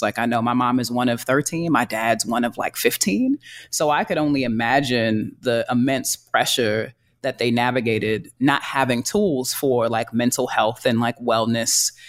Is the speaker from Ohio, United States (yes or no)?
no; New York City, New York, United States; I'm from Harlem